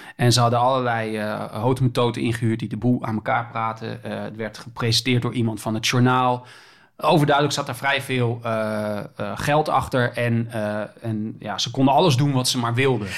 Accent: Groningen, Netherlands; now in Amsterdam, Netherlands; ik kom oorspronkelijk uit Groningen, maar ik woon nu in Amsterdam.

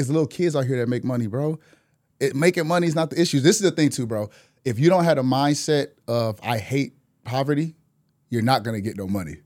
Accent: Milwaukee, Wisconsin, United States; moved away as an adult; now in Atlanta, United States; in Wisconsin, I'm from Milwaukee

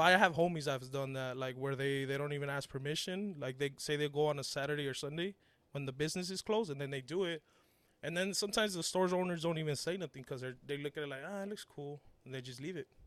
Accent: Los Angeles, California, United States; born or raised there; English is a second language; also born or lived in Mexico

